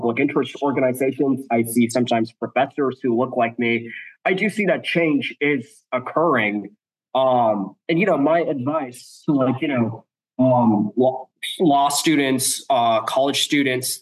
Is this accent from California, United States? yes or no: yes; the Bay Area, California, United States; moved away as an adult; growing up in California, the Bay Area, where it was very diverse